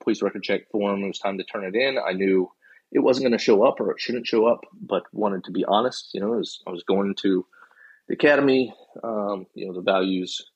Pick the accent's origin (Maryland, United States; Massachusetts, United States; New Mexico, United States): Maryland, United States; Columbia; moved away as an adult; I grew up in Columbia, Maryland